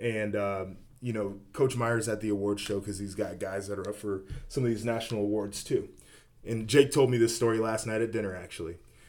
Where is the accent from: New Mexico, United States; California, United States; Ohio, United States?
Ohio, United States; Yeah, I mean, I grew up 30 minutes outside of Columbus, northern suburb, and so I grew up in the rivalry